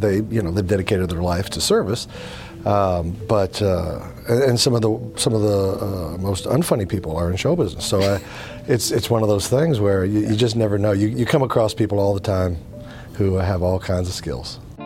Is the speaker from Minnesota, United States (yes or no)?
no; Kansas, United States; I was raised in Kansas. You know, traditional type Midwest guy